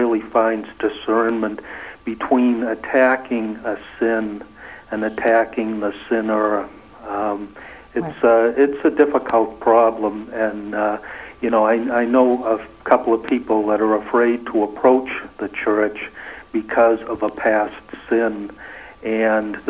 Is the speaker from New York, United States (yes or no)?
no; New Hampshire, United States; I'm from New Hampshire.